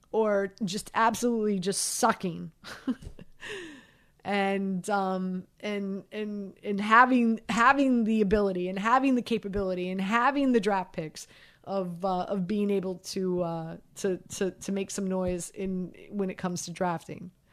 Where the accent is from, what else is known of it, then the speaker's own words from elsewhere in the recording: Miami, Florida, United States; moved away; also born or lived in New York; I'm from Miami.